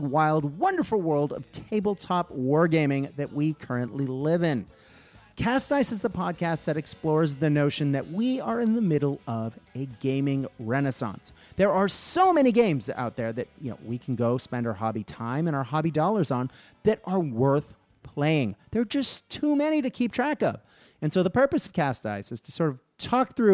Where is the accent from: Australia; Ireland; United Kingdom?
Australia; as an Australian